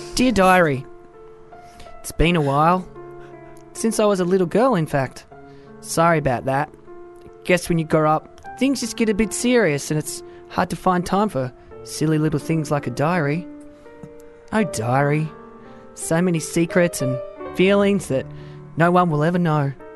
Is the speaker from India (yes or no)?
no; Australia; also born or lived in Wales; I'm a Welsh Australian.